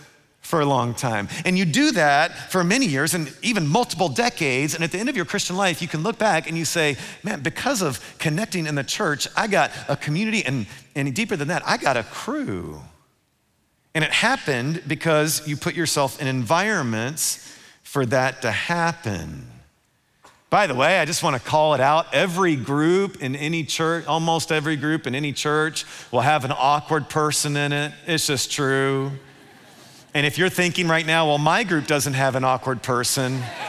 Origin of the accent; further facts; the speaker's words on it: Louisville, Kentucky, United States; when I was growing up in Louisville, there was a pond behind my house